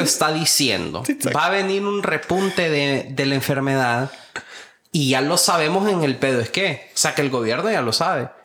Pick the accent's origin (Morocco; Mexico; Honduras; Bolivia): Honduras; como hondureño